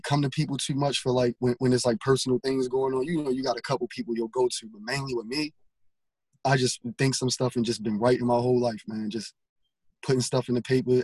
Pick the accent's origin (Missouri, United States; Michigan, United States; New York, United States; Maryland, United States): Maryland, United States; Baltimore; I'm from Baltimore